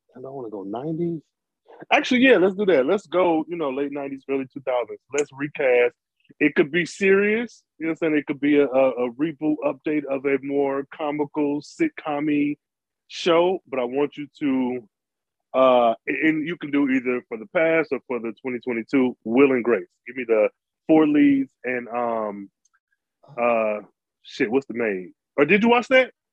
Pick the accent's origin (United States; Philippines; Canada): United States; being American